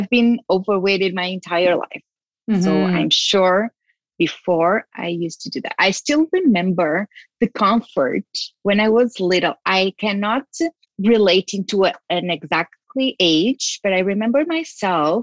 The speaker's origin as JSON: {"language": "English", "country": "Portugal", "tie": "born or raised there", "said": "I was born in Portugal."}